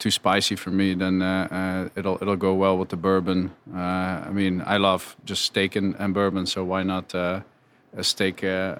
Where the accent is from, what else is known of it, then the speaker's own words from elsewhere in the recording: Netherlands; now in United States; I'm originally from the Netherlands